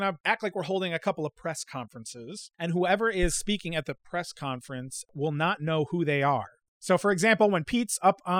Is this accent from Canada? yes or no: no; Ireland; No, I'm from Ireland.